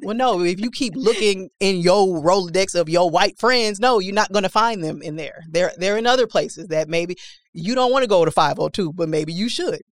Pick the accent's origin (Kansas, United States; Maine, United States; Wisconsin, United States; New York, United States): Wisconsin, United States; Milwaukee; moved away as an adult; also born or lived in Tulsa; I'm eighteen, I've never been outside of Milwaukee